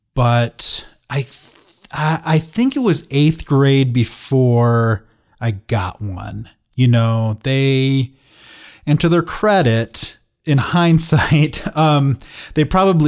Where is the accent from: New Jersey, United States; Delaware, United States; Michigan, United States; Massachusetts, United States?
Michigan, United States; Saginaw; So I grew up in Saginaw, Michigan, which is, you know, kind of like a middle-sized town